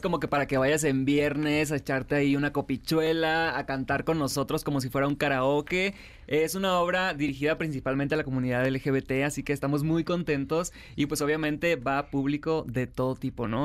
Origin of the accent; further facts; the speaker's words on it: Sinaloa, Mexico; now in Mexico City, Mexico; yo soy de Sinaloa